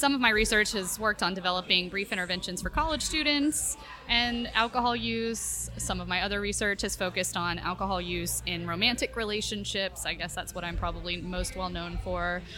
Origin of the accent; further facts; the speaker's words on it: the South, United States; also born or lived in Florida / Texas / New Hampshire; now in St. Petersburg, United States; I was born and bred in the South